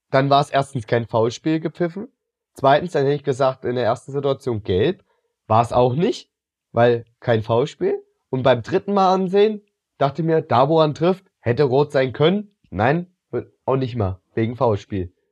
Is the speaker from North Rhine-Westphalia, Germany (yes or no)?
yes; Cologne, North Rhine-Westphalia, Germany; Gut, als Kölner ist da natürlich eine Schadenfreude dabei.